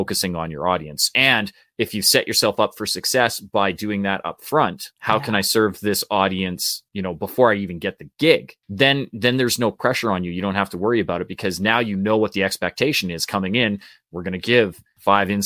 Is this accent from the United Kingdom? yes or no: no; Canada; we're Canadian too